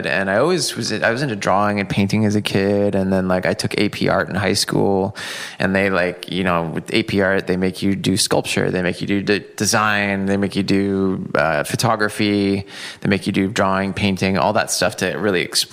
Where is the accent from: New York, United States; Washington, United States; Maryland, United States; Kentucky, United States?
Washington, United States; Seattle; born and raised in Seattle